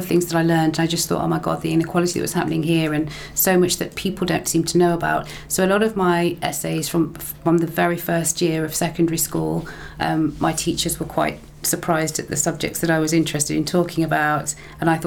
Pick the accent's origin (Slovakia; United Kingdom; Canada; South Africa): United Kingdom; England; now in Stirling, United Kingdom; I'm from England, and what I noticed from a young age, my parents sharing their experiences with me and why they came here